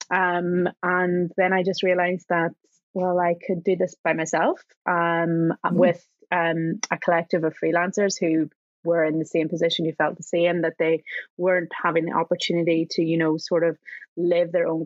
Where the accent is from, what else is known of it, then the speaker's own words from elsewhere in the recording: Enniskillen, Northern Ireland, United Kingdom; also born or lived in London; now in Scotland, United Kingdom; I do live in Scotland. Yes. I am currently in my hometown of Enniskillen in Northern Ireland